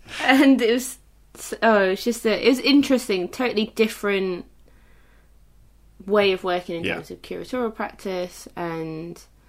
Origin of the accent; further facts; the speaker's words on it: Leicester, East Midlands, United Kingdom; because I'm originally from Leicester